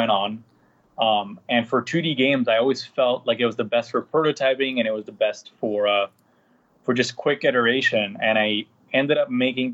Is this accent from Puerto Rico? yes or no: yes; San Juan, Puerto Rico; I was born and raised in Puerto Rico, in San Juan, Puerto Rico